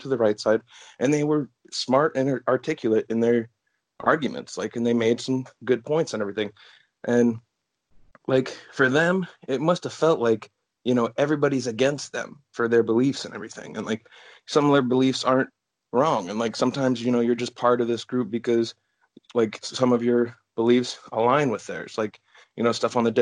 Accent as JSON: {"language": "English", "region": "Oregon", "country": "United States", "tie": "born or raised there", "said": "I'm from Oregon"}